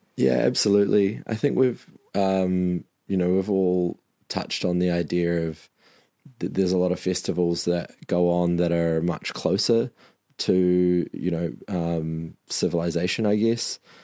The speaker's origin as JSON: {"language": "English", "region": "Marlborough", "country": "New Zealand", "tie": "born or raised there", "said": "my hometown of Marlborough"}